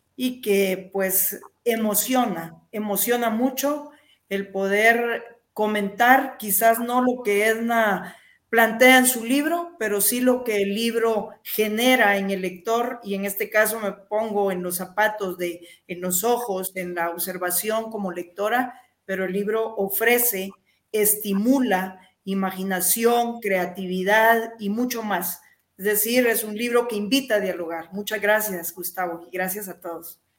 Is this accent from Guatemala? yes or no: yes; eastern Guatemala, Guatemala; quienes somos de Oriente